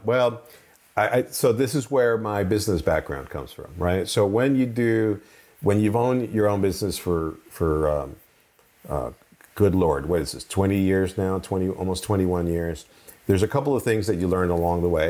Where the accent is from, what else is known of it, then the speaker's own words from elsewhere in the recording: Venezuela; also born or lived in Colombia; now in United States; I grew up in Venezuela, sort of, and Colombia